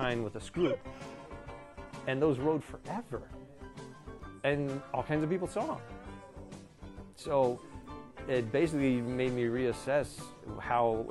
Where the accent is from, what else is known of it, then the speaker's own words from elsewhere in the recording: Destin, Florida, United States; moved away as an adult; now in Los Angeles, United States; I'm from Destin, Florida, but I live in LA now for about 13 years